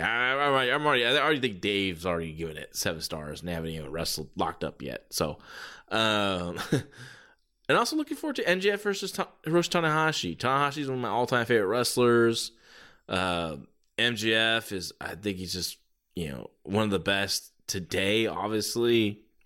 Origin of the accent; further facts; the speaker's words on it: San Jose, California, United States; here in San Jose, my hometown